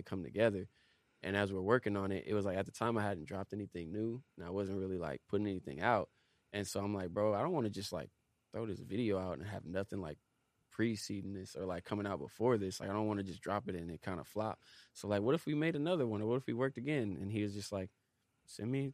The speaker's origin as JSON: {"language": "English", "region": "Southern California", "country": "United States", "tie": "born or raised there", "also_born_or_lived": "Los Angeles / Walnut, California", "said": "I'm from the L.A. I'm from the I.E. I always tell people I'm from SoCal, from Southern okay. California"}